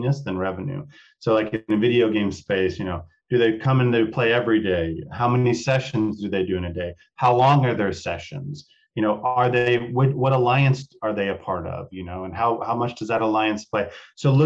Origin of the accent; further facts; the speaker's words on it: Texas, United States; from the country where I grew up in Texas